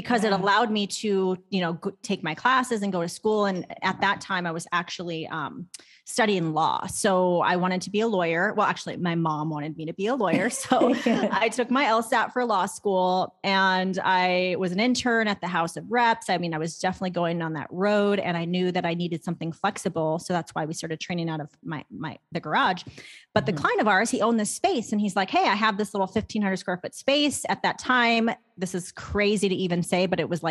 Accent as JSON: {"language": "English", "region": "Arizona", "country": "United States", "said": "I'm from Arizona"}